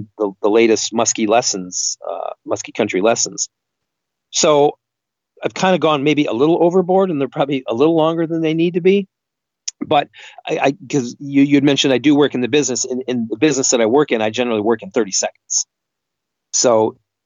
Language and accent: English; Northeast Michigan, United States; growing up in a small town in Northeast Michigan on Lake Huron